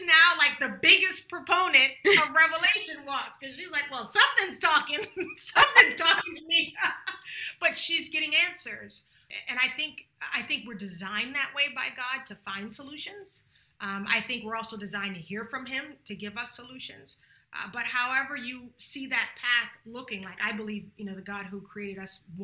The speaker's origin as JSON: {"language": "English", "town": "Charleston", "region": "South Carolina", "country": "United States", "moved": "yes", "said": "I'm from Charleston, South Carolina"}